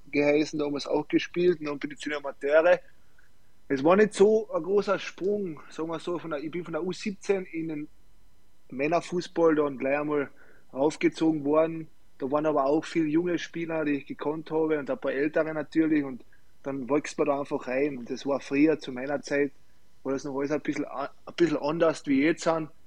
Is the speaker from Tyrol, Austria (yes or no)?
no; Klagenfurt, Carinthia, Austria; ich will in Klagenfurt sowieso in meiner Heimat bleiben